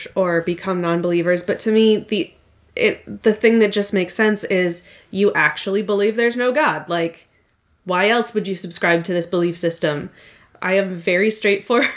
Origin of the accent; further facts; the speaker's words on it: Minnesota, United States; accent: Minnesotan; My California relatives say that I sound very Minnesotan.